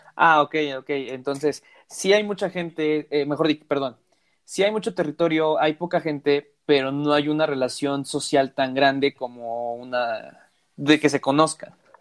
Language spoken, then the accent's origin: Spanish; Mexico; Yo soy de México